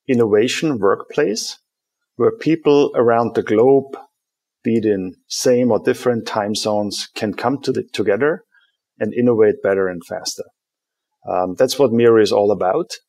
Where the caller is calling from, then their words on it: Munich, Bavaria, Germany; I'm dialing in from rainy Munich today. Rainy Munich. Which is my home, running the business from here.